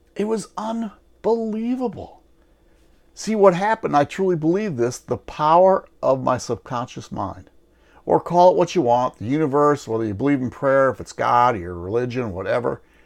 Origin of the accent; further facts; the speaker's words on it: Wisconsin, United States; moved away; I'm originally from Wisconsin